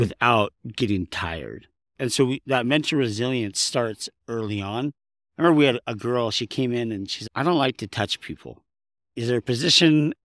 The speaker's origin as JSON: {"language": "English", "region": "Southern California", "country": "United States", "tie": "born or raised there", "moved": "yes", "lives_now": "Utah, United States", "said": "I was raised in Southern California"}